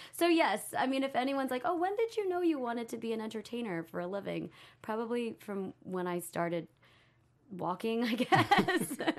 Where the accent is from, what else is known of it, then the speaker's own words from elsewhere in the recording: Texas, United States; moved away as an adult; now in Los Angeles, United States; I'm from Texas. I moved to L A to be an actor